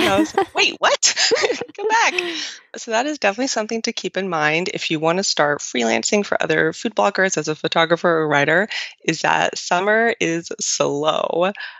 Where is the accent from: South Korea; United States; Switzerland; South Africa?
Switzerland; Romandy; So I'm actually from the French. So nice and confusing as well. Switzerland has like three areas, Italian, French, and German. I'm from the French part